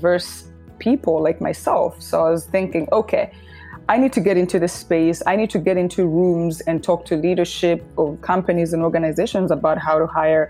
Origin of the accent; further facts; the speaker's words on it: Uganda; moved away as an adult; also born or lived in New York City; I was born and raised in Uganda, and until 8 years ago, I lived in Uganda, and then decided to pack my life in a bag and move to New York City